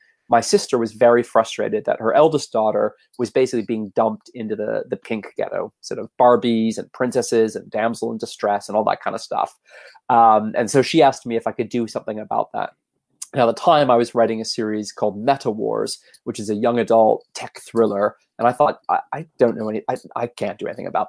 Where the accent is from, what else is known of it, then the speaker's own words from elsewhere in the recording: Canada; also born or lived in United States / Los Angeles, United States; now in London, United Kingdom; I grew up in Canada originally